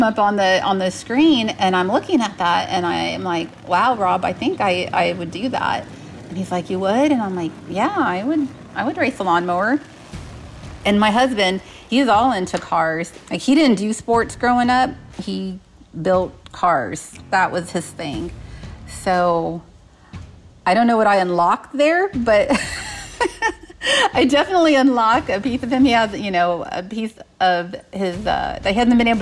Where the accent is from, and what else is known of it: San Antonio, Texas, United States; born or raised there